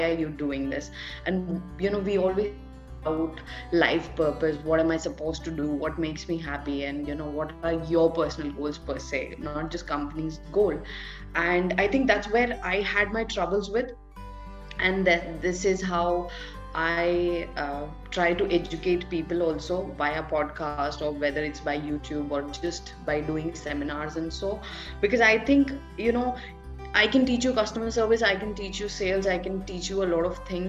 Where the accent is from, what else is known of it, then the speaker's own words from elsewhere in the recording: Delhi, India; I'm basically somewhere from Delhi. And I have been born and brought up in, so I was born at one place and then I was brought up in multiple places.